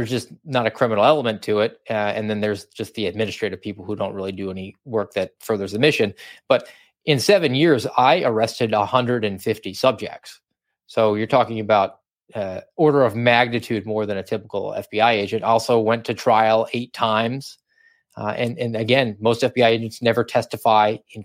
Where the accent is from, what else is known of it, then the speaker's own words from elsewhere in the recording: Georgia, United States; moved away; I'm from Georgia, wanted to get a little bit closer to home